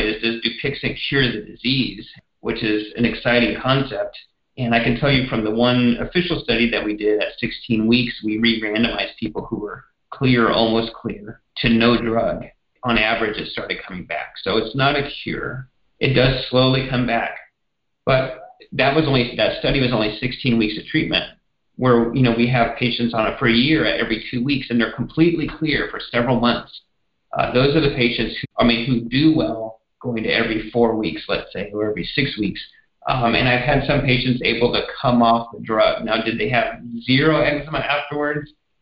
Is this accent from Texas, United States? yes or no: yes; Texas, United States; moved away; it's my home state